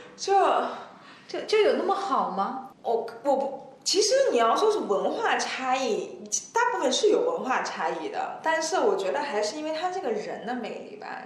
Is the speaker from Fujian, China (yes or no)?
no; Xi'an, Shaanxi, China; 我是西安的嘛